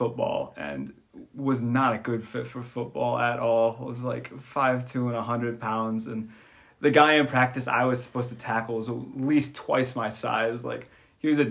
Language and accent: English; Garner, Iowa, United States; moved away as an adult; So I am from the great town of Garner, Iowa